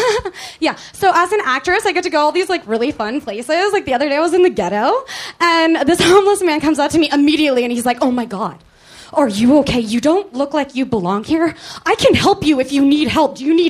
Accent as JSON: {"language": "English", "town": "Santa Cruz", "region": "California", "country": "United States", "tie": "born or raised there", "said": "I'm from Santa Cruz"}